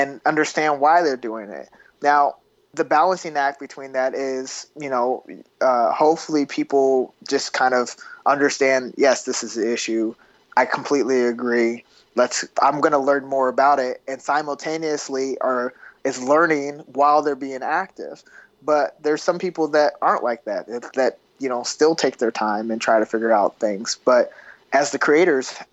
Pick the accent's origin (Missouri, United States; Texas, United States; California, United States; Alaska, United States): Missouri, United States; Kansas City; I was born in Kansas City, Missouri, on the border of Missouri and Kansas